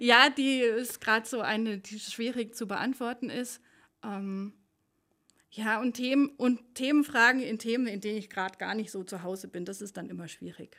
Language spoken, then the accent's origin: German; Aachen, North Rhine-Westphalia, Germany; accent: Öcher Platt, Rhenish; now in Allgäu, Germany; ich bin ja keine gebürtige Allgäuerin, sondern komme ähm, aus der Ecke von Aachen, also so das Öscherplatt, das Rheinische